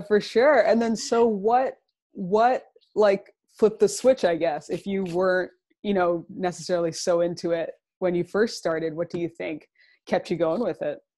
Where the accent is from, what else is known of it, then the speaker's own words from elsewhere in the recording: Toronto, Ontario, Canada; I'm originally from Toronto